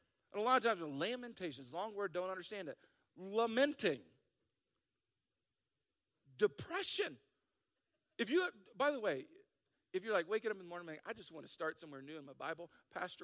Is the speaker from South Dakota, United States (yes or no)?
yes; South Dakota, United States; I'm from South Dakota.